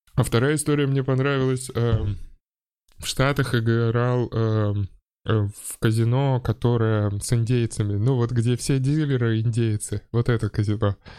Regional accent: Saint Petersburg, Russia; я вырос на Приморской

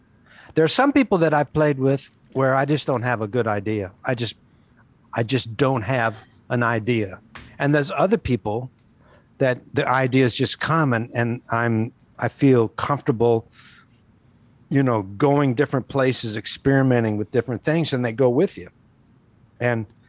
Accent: Kansas, United States; that's just the way we talk in Kansas. I grew up in Kansas. By the way, we also say Warsh instead of Wash

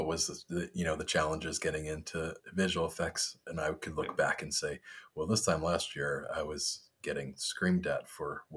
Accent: New York, United States; moved away as an adult; also born or lived in Montreal / California; now in St. Louis, United States; I grew up in New York and went to college on the Eastern Seaboard

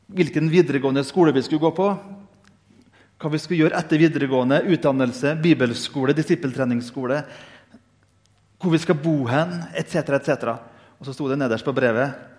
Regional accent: Indre Nordmøre, Møre og Romsdal, Norway; Jeg kommer fra Indre Nordmøre, vi er født med dårlig sjøltillit.

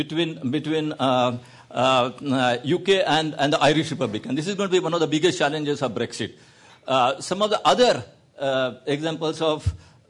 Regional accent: India; I'm an Indian

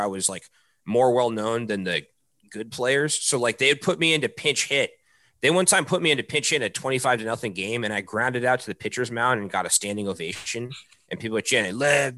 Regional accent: Baltimore, Maryland, United States; moved away as an adult; now in Boston, United States; I grew up in Maryland.

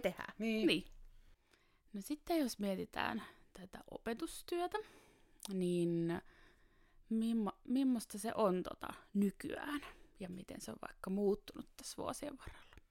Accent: Taivassalo, Southwest Finland, Finland; moved away; also born or lived in Seinäjoki; itse tuun Varsinais-Suomesta, niin oli aika erilainen paikka kuitenkin kuin vaikka Joo. pikkupaikka Taivassalo, mistä mä kotoisin

